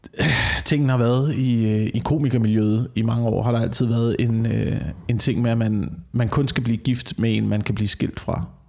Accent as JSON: {"language": "Danish", "town": "Slagelse", "region": "Zealand", "country": "Denmark", "tie": "born or raised there", "said": "jeg voksede op i Slagelse, hvor der ikke var en eneste fucking café"}